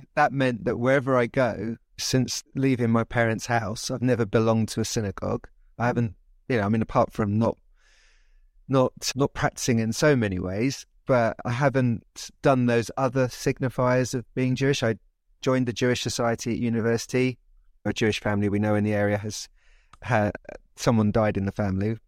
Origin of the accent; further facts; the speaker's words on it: London, United Kingdom; also born or lived in Oxford; I grew up in London. I am English, British.